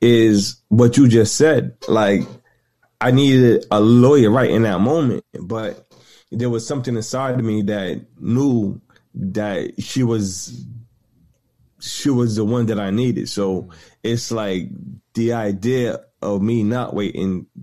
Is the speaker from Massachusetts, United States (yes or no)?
yes; Boston, Massachusetts, United States; I'm from Boston, Massachusetts